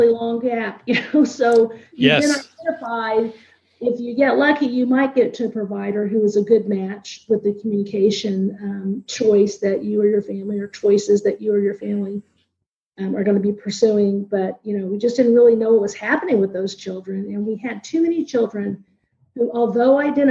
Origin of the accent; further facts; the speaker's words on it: Indiana, United States; moved away; I was in Indiana, my home state